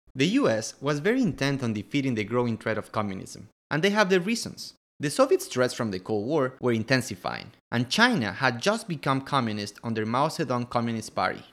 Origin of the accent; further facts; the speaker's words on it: Quito, Pichincha, Ecuador; I'm from Quito, Ecuador.